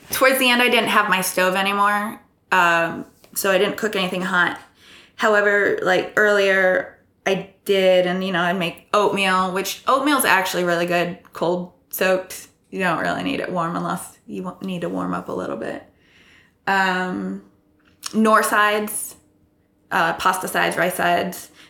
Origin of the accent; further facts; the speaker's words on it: Iowa, United States; accent: neutral American; also born or lived in Texas / California; I'm from Iowa. I, I have more of a neutral accent when it comes to Americans, uh, but I have lived in Texas and California for a bit.